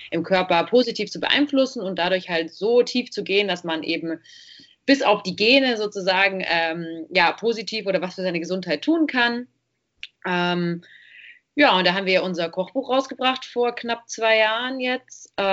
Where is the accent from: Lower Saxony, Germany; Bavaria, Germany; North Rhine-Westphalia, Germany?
Bavaria, Germany; Munich; wir kommen aus München